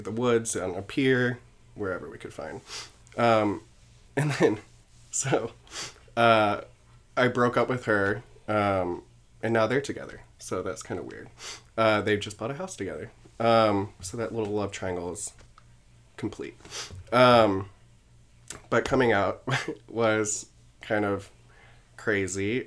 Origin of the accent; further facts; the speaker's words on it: South Carolina, United States; now in New York, United States; I'm originally from South Carolina, grew up, um, in a Southern Baptist home